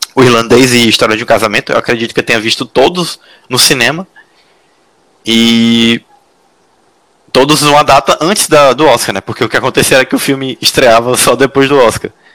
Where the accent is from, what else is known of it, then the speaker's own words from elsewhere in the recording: Teresina, Piauí, Brazil; now in São José dos Campos, Brazil; eu sou de Teresina, moro em São José